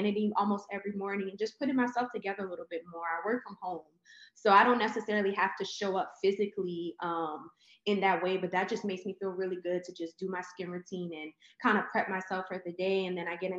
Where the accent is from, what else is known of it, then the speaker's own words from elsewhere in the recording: New Orleans, Louisiana, United States; moved away as an adult; now in Houston, United States; I'm originally from New Orleans, born and raised